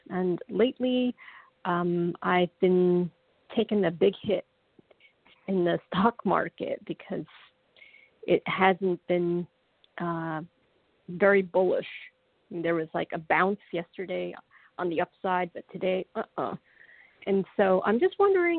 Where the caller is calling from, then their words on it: New York, United States; I'm also calling from New York